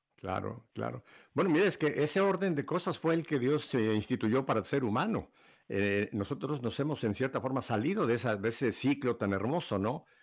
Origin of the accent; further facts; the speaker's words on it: Mexico; now in Miami, United States; como decimos en México